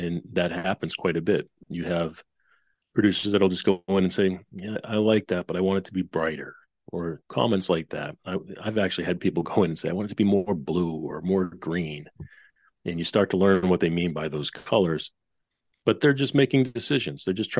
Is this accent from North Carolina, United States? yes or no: no; Boston, Massachusetts, United States; also born or lived in New York; now in Nashville, United States; worked out in Nashville for the past 20 of those 30 years. Before that, I was up in New York, and I'm born and raised in Boston.